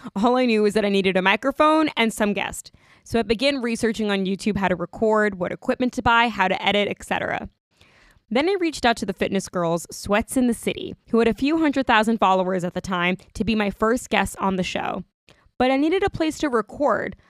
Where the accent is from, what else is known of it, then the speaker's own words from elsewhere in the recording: Long Island, New York, United States; I grew up on Long Island